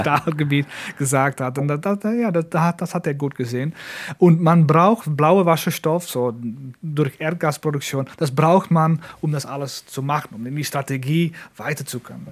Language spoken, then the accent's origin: German; Netherlands; German is a second language